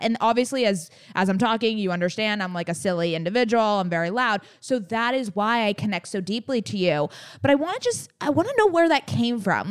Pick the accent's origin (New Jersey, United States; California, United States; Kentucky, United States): California, United States; San Diego; now in Los Angeles, United States; We were born and raised in San Diego